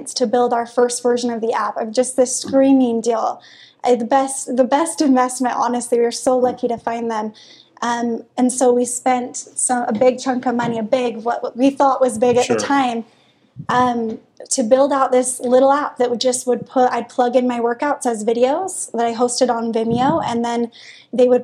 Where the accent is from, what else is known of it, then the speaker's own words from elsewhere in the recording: Holladay, Utah, United States; also born or lived in Midvale; I grew up in Holiday. My parents still live there right behind Olympus